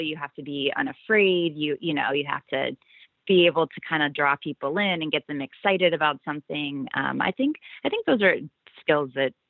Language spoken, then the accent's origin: English; Georgia, United States; Went to school in Florida. I'm originally from Georgia, yes. No accent, but that is true.